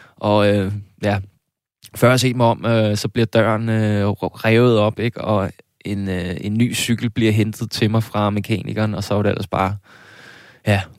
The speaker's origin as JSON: {"language": "Danish", "region": "South Zealand", "country": "Denmark", "said": "jeg var nede fra Sydsjælland"}